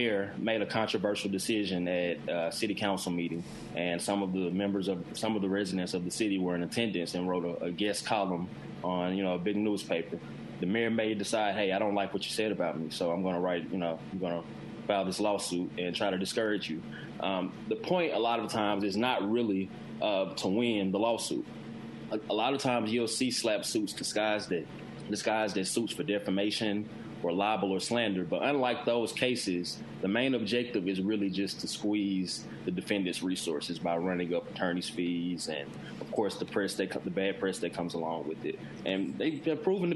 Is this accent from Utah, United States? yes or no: no; Jackson, Mississippi, United States; I'm from Jackson